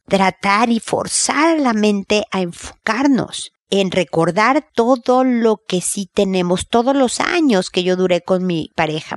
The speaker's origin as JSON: {"language": "Spanish", "country": "Mexico", "said": "como decimos en México"}